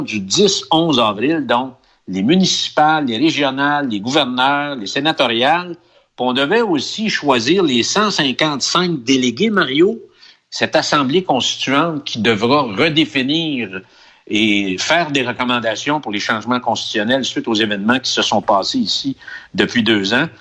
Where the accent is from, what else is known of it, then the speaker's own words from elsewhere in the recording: Quebec, Canada; now in Chile; chez nous